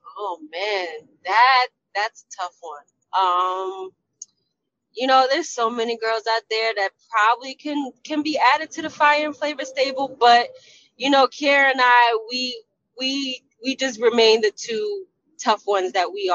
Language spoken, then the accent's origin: English; New Jersey, United States; my hometown Jersey girl